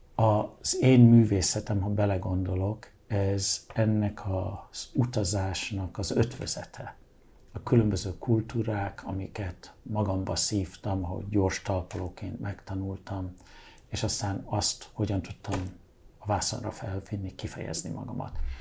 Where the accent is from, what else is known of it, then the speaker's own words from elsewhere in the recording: Hungary; moved away as an adult; also born or lived in London, United Kingdom / Budapest / Balaton / New York, United States; én Angliában születtem, Magyarországra, mint egy kis angol migráns érkezem, annak ellenére, hogy magyar vagyok, ugye, de én Angliában születtem, úgyhogy angol is. Innen 15 év után diszidálok